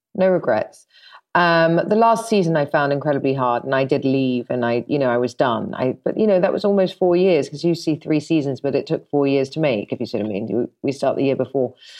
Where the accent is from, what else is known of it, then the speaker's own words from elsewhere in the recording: London, United Kingdom; I'm forty-four and I'm from London